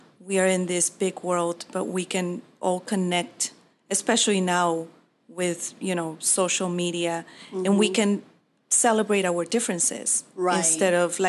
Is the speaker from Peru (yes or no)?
yes; Peru; also born or lived in Mexico; now in Arizona, United States; I'm originally from Peru, but I'm Mexican on heart. I love Mexico. I went to college in Mexico